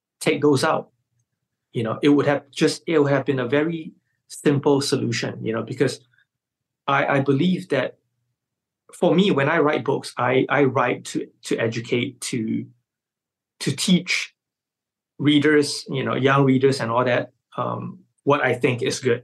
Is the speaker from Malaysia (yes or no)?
yes; Malaysia; my fellow Malaysians